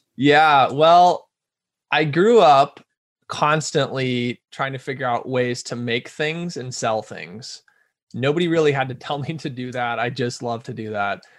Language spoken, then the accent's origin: English; Omaha, Nebraska, United States; now in Rochester, United States; I'm from Omaha, Nebraska originally, which is a little larger town